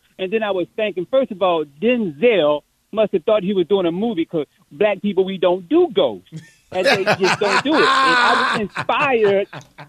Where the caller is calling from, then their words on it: Virginia, United States; I'm … from Virginia. I'm a Commander fan